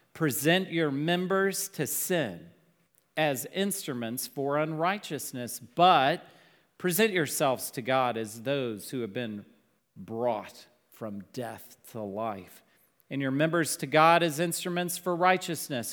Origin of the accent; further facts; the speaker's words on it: Dallas, Texas, United States; growing up in Dallas